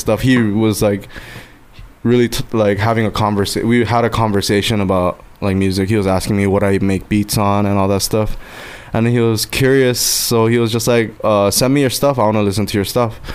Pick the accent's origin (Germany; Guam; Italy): Guam; now in Los Angeles, United States; I live in LA. I'm from Guam